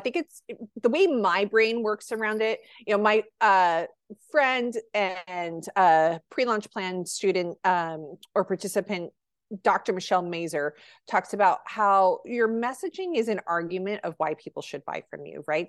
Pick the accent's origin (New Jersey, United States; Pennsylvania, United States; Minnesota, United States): New Jersey, United States; now in California, United States; New Jersey, which is my home state